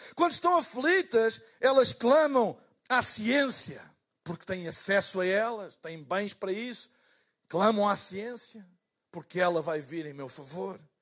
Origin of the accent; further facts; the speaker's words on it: Portugal; eu sou de Portugal